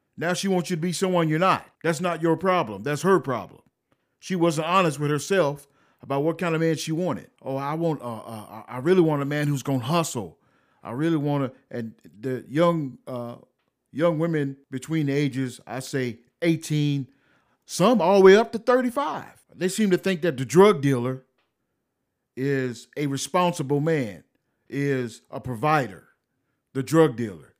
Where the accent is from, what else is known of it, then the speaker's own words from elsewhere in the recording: United States; I'm an American